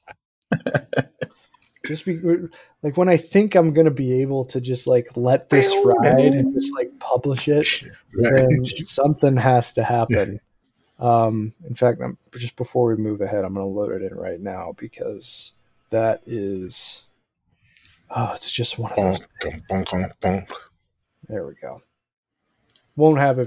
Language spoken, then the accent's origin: English; Bakersfield, California, United States; where I was born in Bakersfield